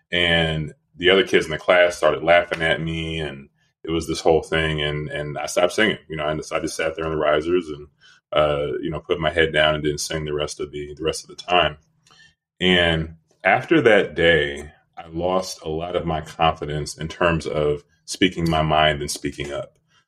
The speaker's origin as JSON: {"language": "English", "town": "Dallas", "region": "Texas", "country": "United States", "tie": "born or raised there", "also_born_or_lived": "Louisville, Kentucky / Northern California / Southern California / Rochester, New York", "said": "I was born in Louisville, Kentucky. Then we moved to Dallas. Then we moved to Northern California. Then we moved to Southern California. Then we moved to Rochester, New York. And then we ended up in Dallas. And that's where I finished high school."}